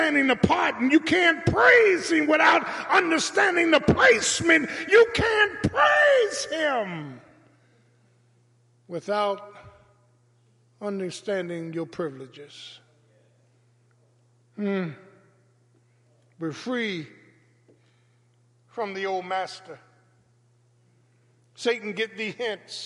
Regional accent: Philadelphia, Pennsylvania, United States; growing up in South Philadelphia

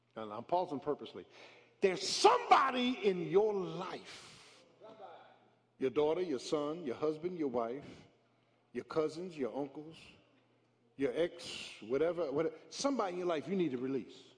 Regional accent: Philadelphia, Pennsylvania, United States; I grew up in South Philly, man. South Philly

